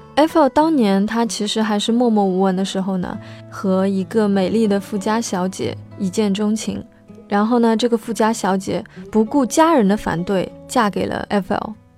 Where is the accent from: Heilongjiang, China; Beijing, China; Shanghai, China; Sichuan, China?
Shanghai, China; 作为一个上海人，我是从来都没有登上过东方明珠的